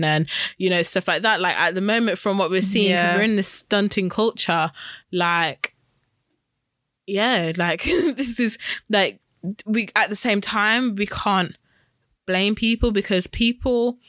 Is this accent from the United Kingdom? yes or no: yes; United Kingdom; growing up Black British, we are very much in proximity of British culture because we're British